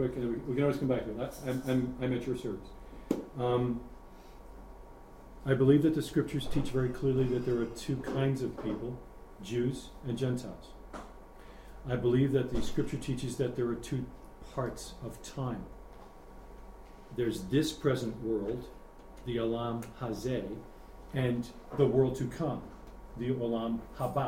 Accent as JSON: {"language": "English", "region": "New York", "country": "United States", "tie": "born or raised there", "said": "when I grew up in New York"}